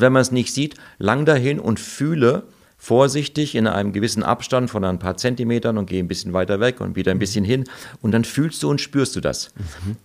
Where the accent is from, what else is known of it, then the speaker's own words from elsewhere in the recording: Germany; moved away as an adult; also born or lived in Hong Kong; als Deutscher, ich war nicht als Italiener da, ich bin nur halb Italiener und habe auch keinen italienischen Pass